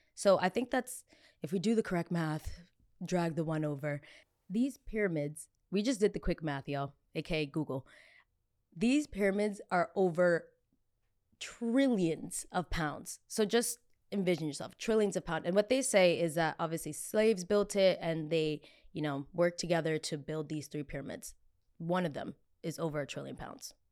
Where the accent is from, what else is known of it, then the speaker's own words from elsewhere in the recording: New Jersey, United States; I'm from Jersey